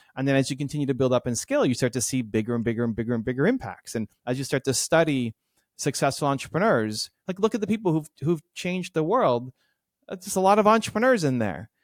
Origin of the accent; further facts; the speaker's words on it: Toronto, Ontario, Canada; the Blue Jays, my hometown team